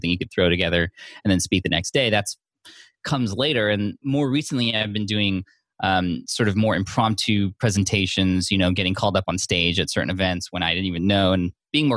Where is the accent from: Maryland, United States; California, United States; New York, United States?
California, United States; San Diego; San Diego, my hometown